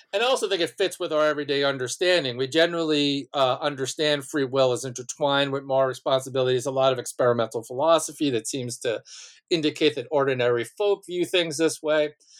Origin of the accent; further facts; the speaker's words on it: Malverne, New York, United States; I, um, was born and raised on Long Island, um, in a small town named Malvern